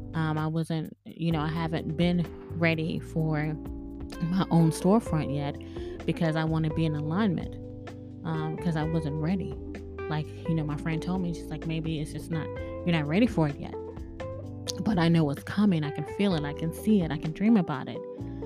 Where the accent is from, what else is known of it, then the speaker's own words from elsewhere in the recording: Bahamas; Thank you so much for listening to me. I'm from the Bahamas.